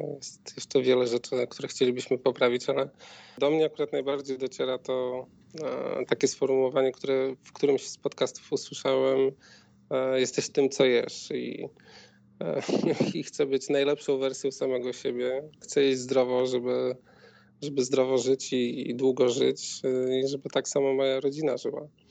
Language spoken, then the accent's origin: Polish; Białystok, Podlaskie Voivodeship, Poland; moved away as an adult; now in Warsaw, Poland; W Warszawie mieszkamy 8 e, lat, a pochodzimy z Białegostoku.